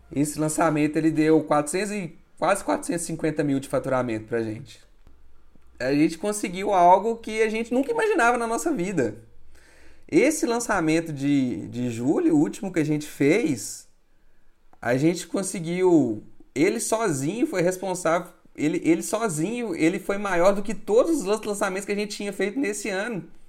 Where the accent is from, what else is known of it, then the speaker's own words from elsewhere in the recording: Minas Gerais, Brazil; eu sou de Minas